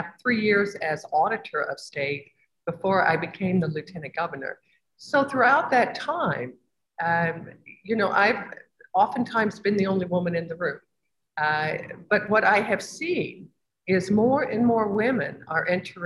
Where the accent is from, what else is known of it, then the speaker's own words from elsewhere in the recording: Evansville, Indiana, United States; I'm from Evansville, which is down across from Kentucky